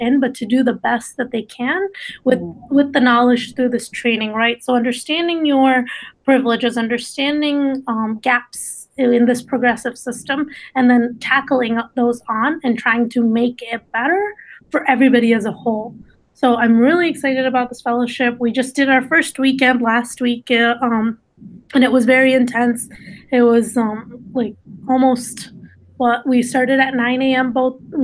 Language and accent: English; East Lansing, Michigan, United States; first language Dari; English is a second language; also born or lived in Afghanistan; I am from East Lansing, and I went to Michigan State